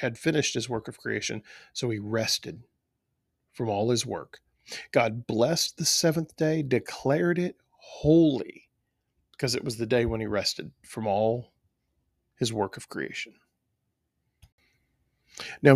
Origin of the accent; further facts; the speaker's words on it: South Texas, United States; I grew up in South Texas